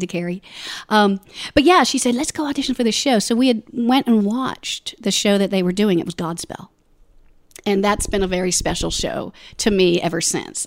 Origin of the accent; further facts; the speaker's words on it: Orlando, Florida, United States; moved away as an adult; also born or lived in Ohio; I grew up in Orlando